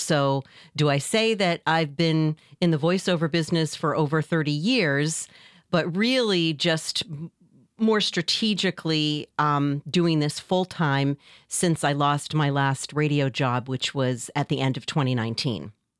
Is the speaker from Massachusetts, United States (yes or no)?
yes; Massachusetts, United States; I'm from the North Shore of Massachusetts.